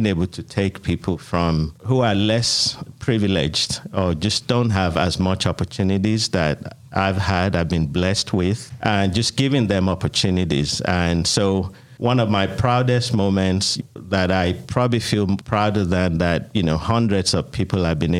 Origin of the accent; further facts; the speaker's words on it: Nigeria; moved away as an adult; also born or lived in United Kingdom; now in Atlanta, United States; I immigrated from Nigeria, where I was born and raised, to the United Kingdom, and lived in the United Kingdom for 10 years, and then been in Atlanta now 20 years